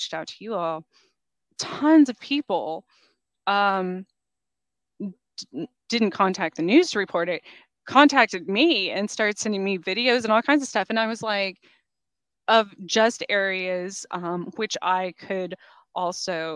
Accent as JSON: {"language": "English", "area": "outside of Roswell", "region": "New Mexico", "country": "United States", "tie": "born or raised there", "moved": "yes", "lives_now": "Kansas, United States", "said": "I was born outside of Roswell, New Mexico."}